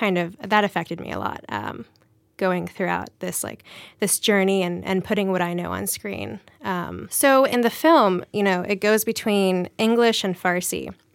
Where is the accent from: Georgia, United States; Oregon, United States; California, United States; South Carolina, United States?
South Carolina, United States; Charleston; So, you know, I was born in South Carolina, Charleston, South Carolina, and we were the only brown family for miles at the time in the early 90s.